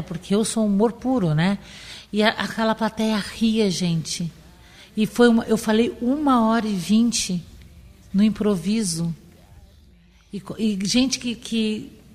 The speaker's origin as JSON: {"language": "Portuguese", "region": "Rio Grande do Sul", "country": "Brazil", "moved": "yes", "lives_now": "Florianópolis, Brazil", "said": "Como boa gaúcha"}